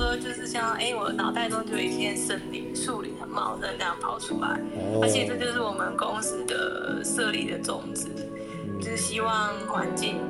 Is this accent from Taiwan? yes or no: yes; southern Taiwan, Taiwan; 没啦，没心机那么重，我们南部人呢。